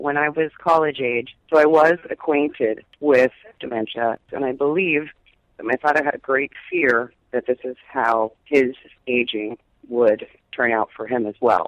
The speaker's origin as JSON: {"language": "English", "town": "Miami", "region": "Florida", "country": "United States", "tie": "born or raised there", "said": "I grew up in Miami."}